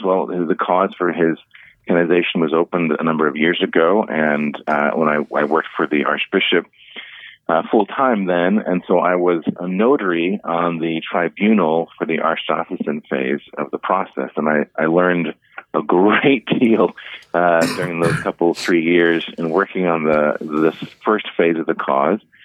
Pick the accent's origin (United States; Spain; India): United States; Cleveland, Ohio; now in Omaha, United States; when I was growing up in Cleveland